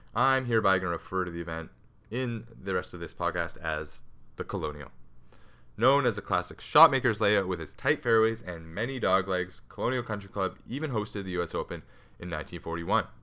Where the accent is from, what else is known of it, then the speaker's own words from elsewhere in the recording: Canada; I'm Canadian